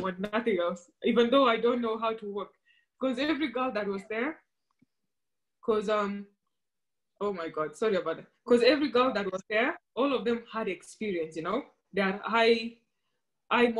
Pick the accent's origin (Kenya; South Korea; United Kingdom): Kenya; was born and raised in Kenya, and that's where I grew up